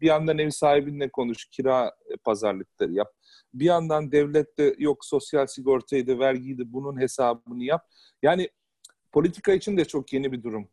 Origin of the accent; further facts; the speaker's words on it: Istanbul, Turkey; now in Hamburg, Germany; ben İstanbul'da büyüdüm.